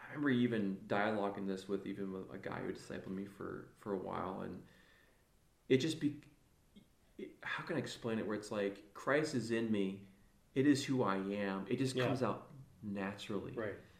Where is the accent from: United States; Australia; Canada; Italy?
United States; South Beloit, Illinois; I grew up in Illinois, grew up in South Beloit